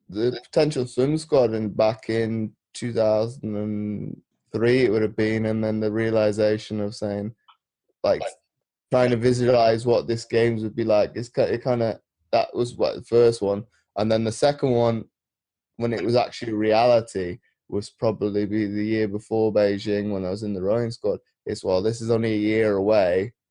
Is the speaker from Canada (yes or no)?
no; Belgium; moved away as an adult; I was born in Belgium because my mother worked for NATO. Okay. So I lived out there for 18, 19 years.